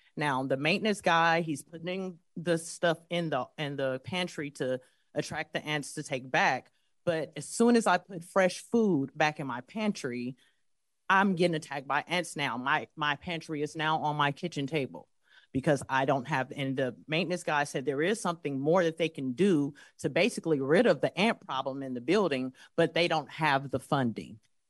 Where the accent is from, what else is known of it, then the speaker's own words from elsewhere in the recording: California, United States; I'm not from here. I'm not from this county. I am new. I am from the East Bay